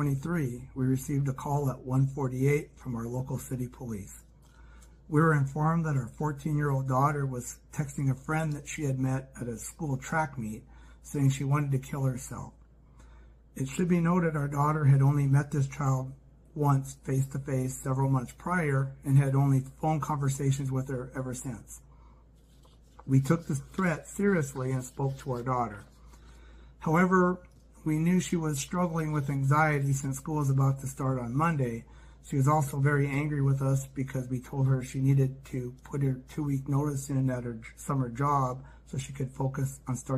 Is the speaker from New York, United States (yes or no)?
no; Glasgow, Montana, United States; also born or lived in Okinawa, Japan; I was born in Glasgow, Montana, and have lived in Montana much of my life.